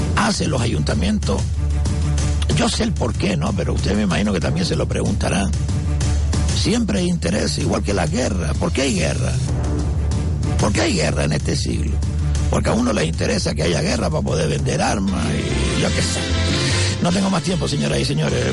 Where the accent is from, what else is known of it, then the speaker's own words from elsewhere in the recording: Telde, Canary Islands, Spain; soy de Telde